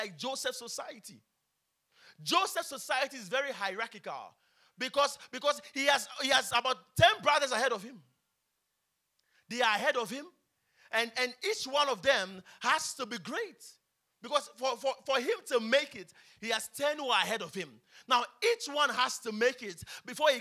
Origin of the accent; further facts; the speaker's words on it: Accra, Greater Accra, Ghana; I was born in Kolebu